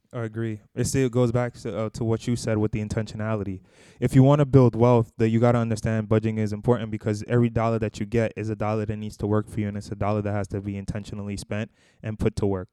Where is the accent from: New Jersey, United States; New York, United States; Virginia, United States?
New York, United States; New York City; also born or lived in Boston, Massachusetts; we're both originally from Brooklyn, New York, actually, the Bushwick area